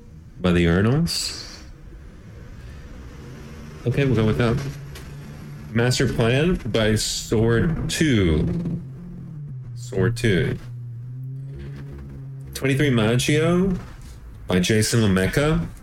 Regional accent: United States; now in Los Angeles, United States; just trying to survive as an American, as an American man.

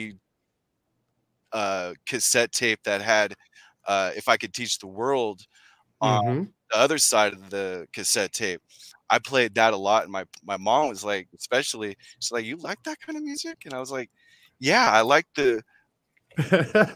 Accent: Sacramento, California, United States; I was born in Sacramento, California, NorCal

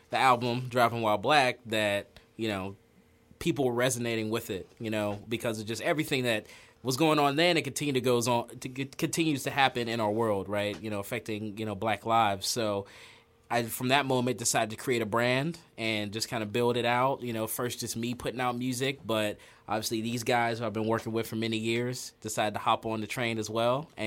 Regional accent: Pittsburgh, Pennsylvania, United States; Born and raised in Pittsburgh. Um, grew up in Hazelwood mainly, kind of bounced all over

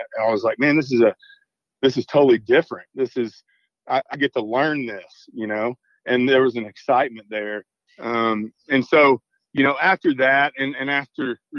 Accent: Southeast Arkansas, United States; we're from Southeast Arkansas

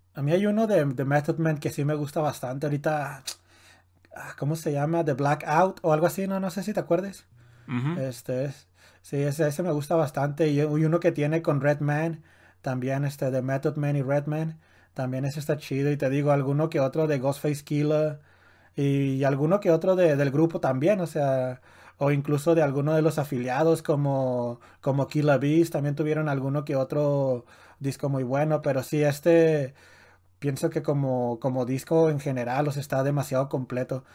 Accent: Mexico; a nosotros como mexicanos

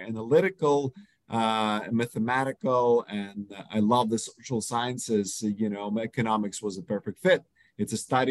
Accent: Ukraine; moved away; I was born in Ukraine.

